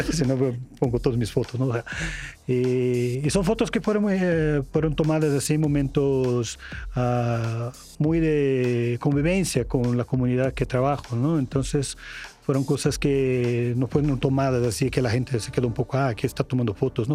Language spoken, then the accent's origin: Spanish; Brazil; Spanish is a second language; now in Mexico; soy de Brasil, entonces voy a utilizar un tema de mi país